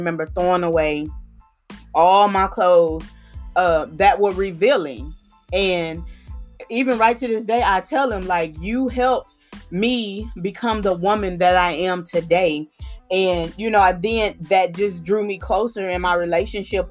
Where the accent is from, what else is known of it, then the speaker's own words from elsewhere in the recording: Houston, Texas, United States; the area where I grew up in Houston, there was liquor stores